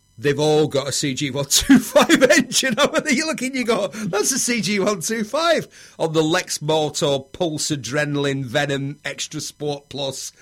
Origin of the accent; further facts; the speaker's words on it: Bury, North West England, United Kingdom; I'm from Bury, yeah. Lancashire